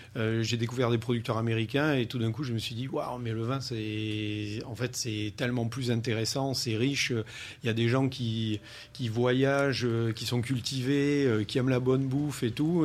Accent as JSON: {"language": "French", "country": "France", "tie": "born or raised there", "said": "ma famille a atterri en 62. Hein. moi, j'étais tout petit à l'époque. Et c'est là où j'ai grandi."}